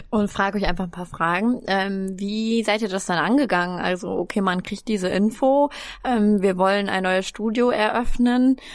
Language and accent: German; Lower Saxony, Germany; Wir kommen eigentlich alle aus der Grafschaft Bentheim